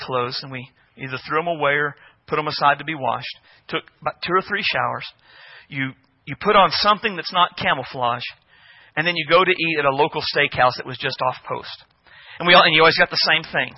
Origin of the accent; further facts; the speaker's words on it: United States; us as American Christians